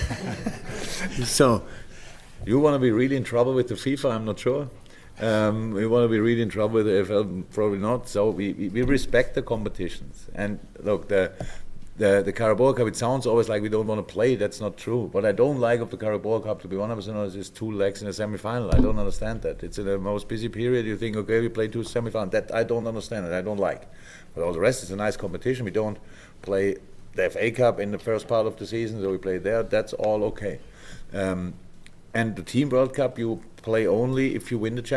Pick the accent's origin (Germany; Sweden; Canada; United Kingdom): Germany; moved away; I'm from Germany.